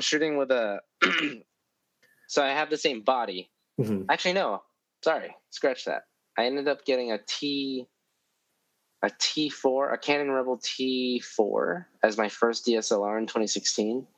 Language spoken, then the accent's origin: English; New York City, New York, United States; I grew up in East Harlem. Uh, like my childhood was all in East Harlem